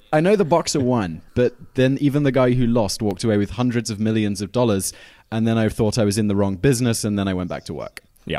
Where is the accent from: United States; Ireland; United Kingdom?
United Kingdom; as a British person